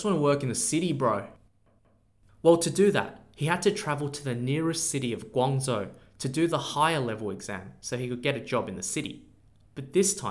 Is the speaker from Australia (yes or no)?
yes; Australia; I am from Australia